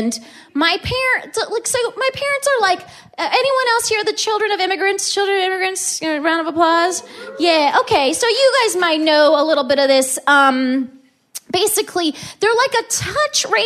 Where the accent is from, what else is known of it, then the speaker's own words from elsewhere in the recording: Southern California, United States; moved away; I'm from Southern California, and I had to go back home